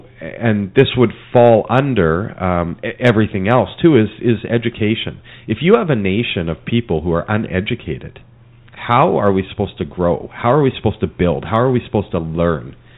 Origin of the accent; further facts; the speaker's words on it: Alberta, Canada; now in Mission, Canada; I grew up in Alberta.